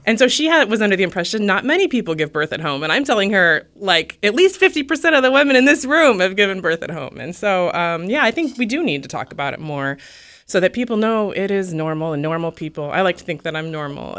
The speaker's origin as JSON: {"language": "English", "region": "Alaska", "country": "United States", "said": "I'm from Alaska, and I don't know, people there are sort of D"}